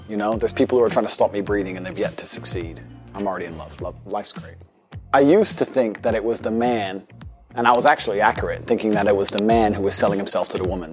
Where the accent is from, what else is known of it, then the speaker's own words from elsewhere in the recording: United States; moved away; also born or lived in Luton, England; American, but I lived in England for a long time. I lived in a very prestigious part of the U K.